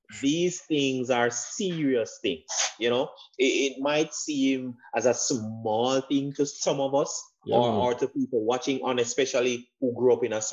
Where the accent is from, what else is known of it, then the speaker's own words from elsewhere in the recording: Jamaica; we grew up in Jamaica